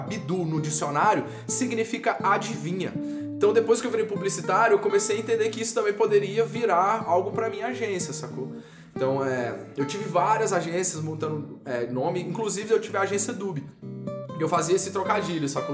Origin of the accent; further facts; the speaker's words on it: Brasília, Federal District, Brazil; eu sou de Brasília